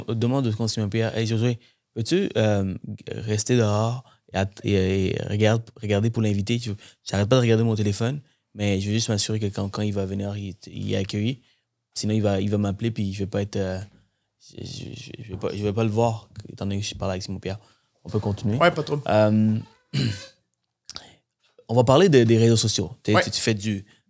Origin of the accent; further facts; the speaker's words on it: Sri Lanka; now in Canada; viens du Sri Lanka, je suis né dans mon pays